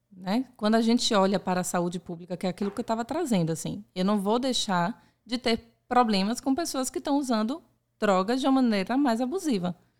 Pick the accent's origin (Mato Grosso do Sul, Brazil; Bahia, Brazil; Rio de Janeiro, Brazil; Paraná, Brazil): Bahia, Brazil; Salvador; nasci em Salvador e eu é, vivencio essa cultura, eu nasci nessa cultura